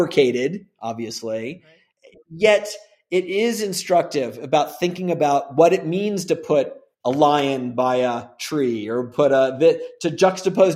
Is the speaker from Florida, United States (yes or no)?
yes; Gainesville, Florida, United States; also born or lived in Bay Area, California / Los Angeles / San Francisco; now in Santa Fe, United States; I'm from Gainesville, Florida